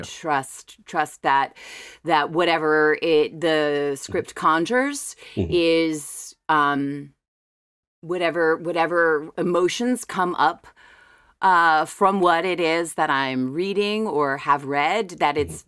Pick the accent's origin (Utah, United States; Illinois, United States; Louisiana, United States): Louisiana, United States; River Ridge; also born or lived in New Orleans; born and raised in Jefferson Parish in, in a little awesome. town called River Ridge, which is about five minutes outside of New Orleans